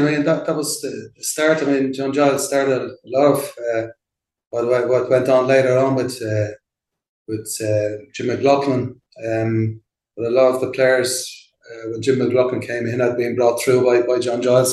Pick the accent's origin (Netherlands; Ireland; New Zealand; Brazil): Ireland; Dublin, Leinster; moved away as an adult; also born or lived in London; now in Mexico; I'm from Ballyfermot originally, just like Jonathan Roach